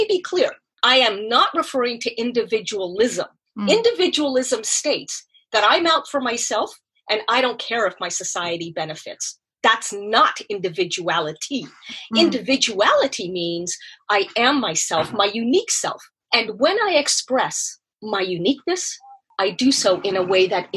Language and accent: English; Canada; moved away; I am Canadian